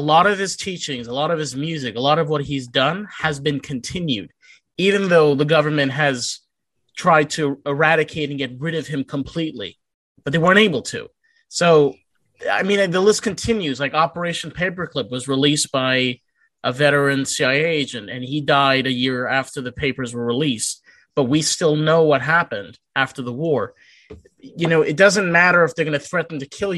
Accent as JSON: {"language": "English", "area": "Rockland County", "region": "New York", "country": "United States", "tie": "born or raised there", "also_born_or_lived": "Los Angeles", "said": "upstate New York, where I grew up in Rockland County"}